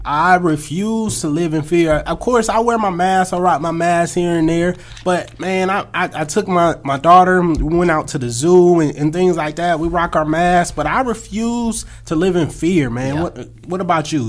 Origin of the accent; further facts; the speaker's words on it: California, United States; moved away as an adult; also born or lived in Akron, Ohio; now in Atlanta, United States; I grew up in Cali. I'm a Cali boy at heart.